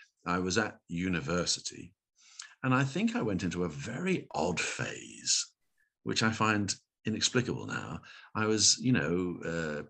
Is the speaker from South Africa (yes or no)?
no; Windsor, South East England, United Kingdom; I was brought up in Windsor